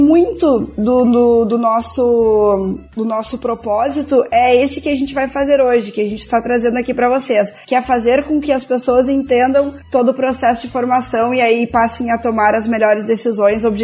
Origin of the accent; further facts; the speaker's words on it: Pelotas, Rio Grande do Sul, Brazil; Nós somos de Pelotas, pertinho do Porto de Rio Grande, né? Estamos no Rio Grande do Sul